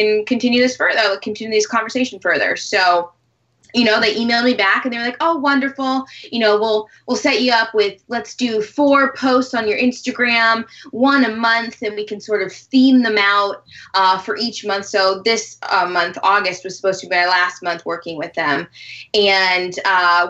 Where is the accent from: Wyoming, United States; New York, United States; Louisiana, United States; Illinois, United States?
Wyoming, United States; moved away as an adult; now in Los Angeles, United States; I'm from Wyoming